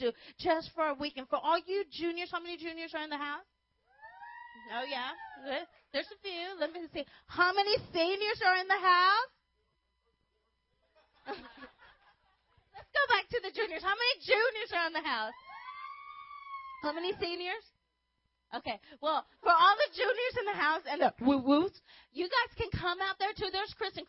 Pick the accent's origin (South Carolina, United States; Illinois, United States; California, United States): California, United States; Los Angeles; I grew up in Los Angeles